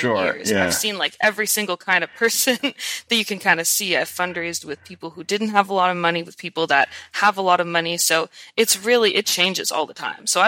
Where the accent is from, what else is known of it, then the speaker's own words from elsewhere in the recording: Ottawa, Ontario, Canada; I'm a Canadian. I'm from Ottawa, Ontario, which is the capital.